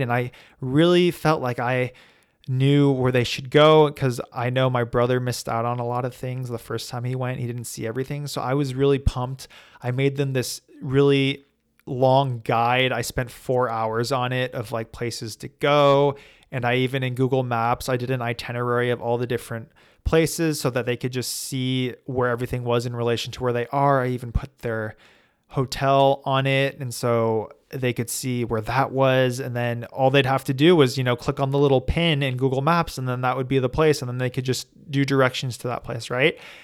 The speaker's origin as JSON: {"language": "English", "country": "United States", "said": "I'm American"}